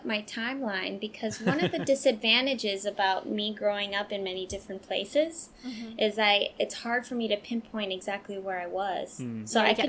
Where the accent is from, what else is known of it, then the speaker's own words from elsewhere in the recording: West Virginia, United States; also born or lived in Hawaii; And also, let's see, one of my other favorite places was growing up in West Virginia.